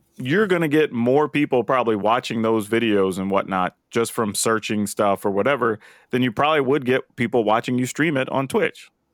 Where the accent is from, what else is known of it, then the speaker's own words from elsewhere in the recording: Texas, United States; I used to live, like, further south, but I grew up in Texas